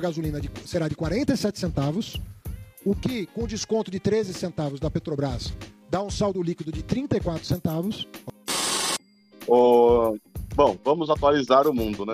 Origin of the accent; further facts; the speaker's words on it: interior of São Paulo, Brazil; eu sou do interior de São Paulo